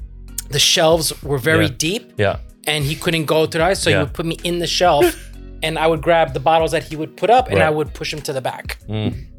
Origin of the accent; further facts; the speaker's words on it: France; moved away; but I grew up with people in France who didn't speak French.